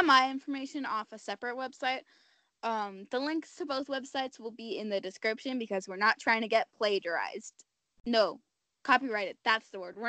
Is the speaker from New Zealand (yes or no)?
no; Canada